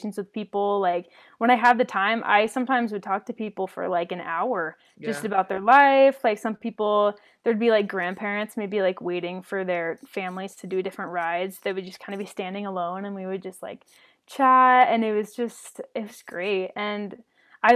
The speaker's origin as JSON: {"language": "English", "region": "Washington", "country": "United States", "also_born_or_lived": "Minnesota / Orlando, Florida", "moved": "as an adult", "said": "I'm originally from Washington State"}